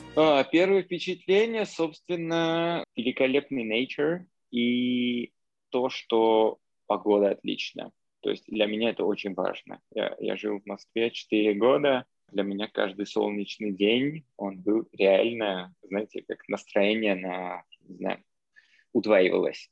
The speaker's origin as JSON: {"language": "Russian", "country": "Armenia", "tie": "born or raised there", "also_born_or_lived": "Moscow, Russia / Cambridge, Massachusetts, United States", "second_language": "Russian", "moved": "yes", "lives_now": "New York, United States", "said": "я сам армянин, родом из Армении, но из Москвы переехал в Штаты"}